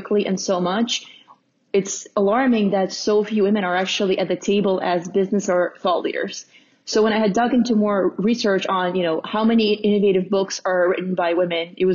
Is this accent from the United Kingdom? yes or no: no; Russia; now in United States; growing up in Russia was, you know, really unique and different.